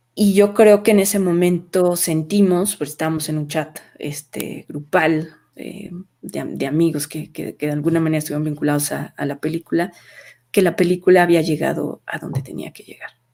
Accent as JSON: {"language": "Spanish", "country": "Mexico", "said": "como, como mexicanos"}